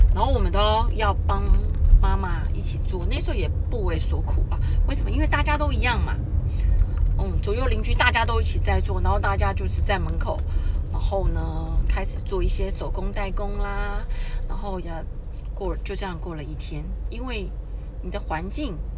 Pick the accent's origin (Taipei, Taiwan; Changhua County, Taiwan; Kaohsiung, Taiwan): Taipei, Taiwan; 我是从小在台北长大的小孩，我们家有五个小孩